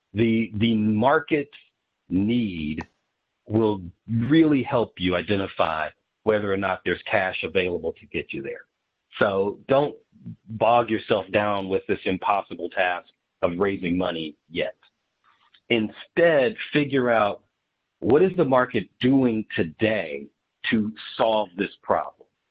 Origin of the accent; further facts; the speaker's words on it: Dayton, Ohio, United States; I grew up in Ohio, uh, in in Dayton, Ohio specifically